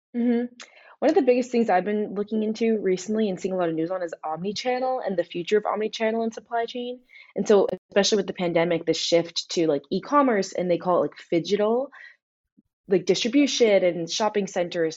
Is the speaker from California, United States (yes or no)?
yes; Newport Beach, California, United States; moved away; I'm from Newport Beach, California